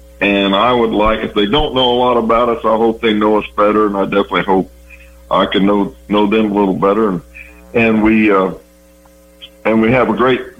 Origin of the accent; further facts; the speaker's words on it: Lebanon, Ohio, United States; Lebanon, Ohio.